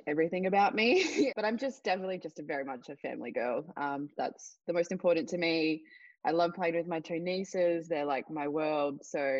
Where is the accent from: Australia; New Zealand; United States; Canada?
Australia; Kingaroy, Queensland; I'm a proud Woolly Woolly woman. That's my mob. And so I grew up in Kingaroy, which is around the South Burnett region. So that's where my family from.